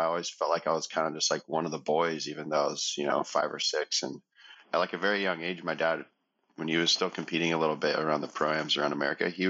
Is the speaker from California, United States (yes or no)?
yes; San Clemente, California, United States; I grew up in San Clemente